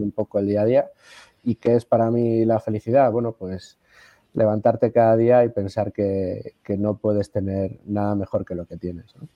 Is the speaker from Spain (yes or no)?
yes; Spain; todos los españoles